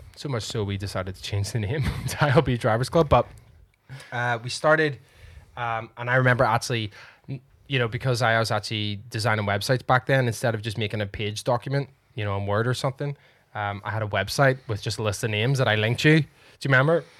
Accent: Northern Ireland, United Kingdom; we are Irish, after all. Or Northern Ireland

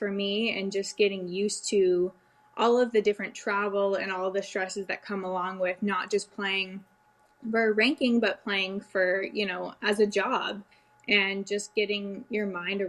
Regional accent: Dallas, Texas, United States; also born or lived in Canada; I grew up in the Dallas area. My parents had moved down for work

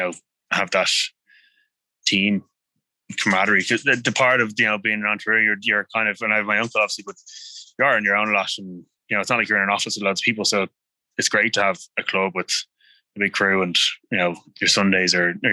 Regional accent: Dublin, Leinster, Ireland; I grew up on the Strand

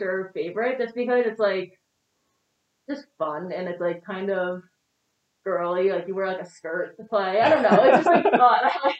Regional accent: New Jersey, United States; No, it was definitely suburban. I grew up in like a really small town.

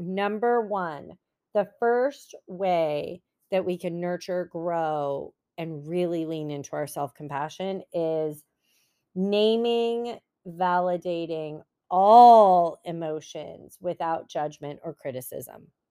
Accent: San Francisco Bay Area, California, United States; moved away as an adult; now in Los Angeles County, United States; I've always lived in California. Um, I'm from the Bay Area, San Francisco Bay Area

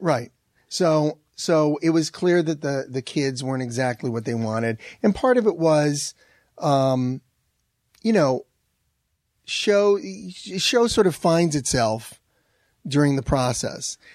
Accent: Manchester, Connecticut, United States; moved away; I'm from Har-, Manchester, Connecticut, and every time I go back to see my family

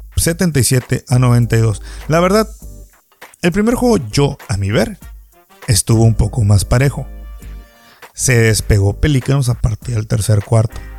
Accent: Baja California Sur, Mexico; Me gusta ver básquetbol en mi tierra

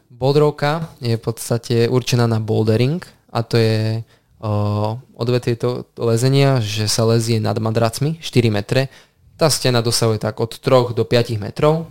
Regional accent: Handlová, Trenčín Region, Slovakia; Ja som z Handlovej mm-hmm. rodák, aj som sa tam narodil, aj tam doteraz pôsobím

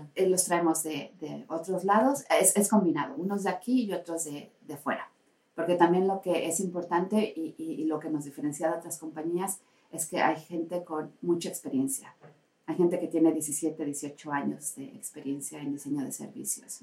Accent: Tehuacán, Puebla, Mexico; now in Finland; Yo soy de México, de Tehuacán, Puebla.

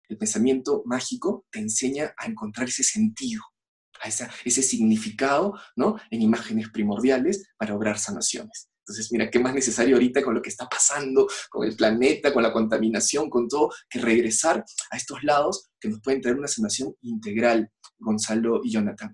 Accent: Peru; yo soy peruano

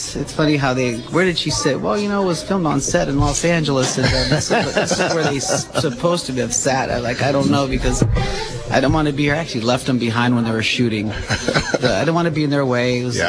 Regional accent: Sicily, Italy; now in Monterey, United States; I was born and raised in Sicily. My father was a commercial fisherman. That's how we ended up in Monterey.

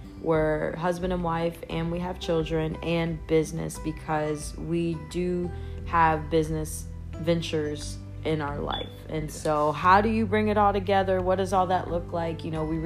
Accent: Myrtle Beach, South Carolina, United States; moved away as an adult; also born or lived in Mississippi; I'm originally from Myrtle Beach, South Carolina.

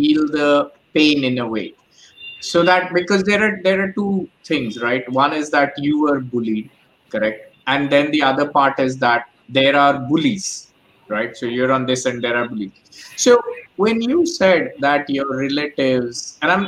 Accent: Mumbai, Maharashtra, India; Mumbai, my hometown

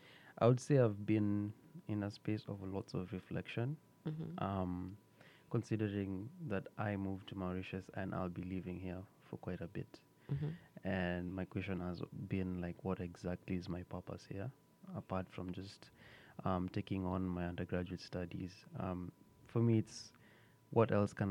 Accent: Kenya; I'm from Kenya

